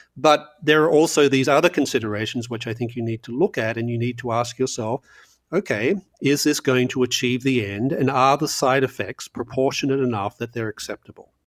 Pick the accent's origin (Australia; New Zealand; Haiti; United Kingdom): Australia; growing up in Australia in the nineteen, uh, late seventies and early eighties